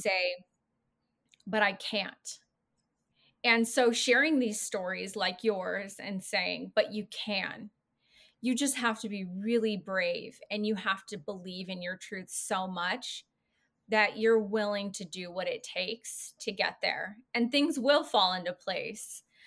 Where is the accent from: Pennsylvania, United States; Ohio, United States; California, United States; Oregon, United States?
California, United States; I grew up in California